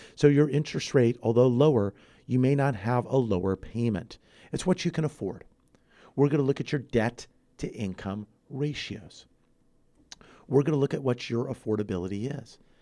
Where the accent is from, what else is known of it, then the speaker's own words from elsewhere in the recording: San Fernando Valley, Southern California, United States; also born or lived in Santa Barbara / Ventura County; Born and raised in Southern California, San Fernando Valley